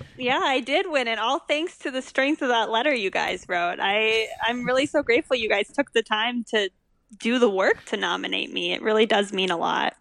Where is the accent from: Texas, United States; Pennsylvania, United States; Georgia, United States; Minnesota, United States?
Minnesota, United States; Stillwater; moved away as an adult; also born or lived in Evanston, Illinois; I grew up in Stillwater, which is just north of the Twin Cities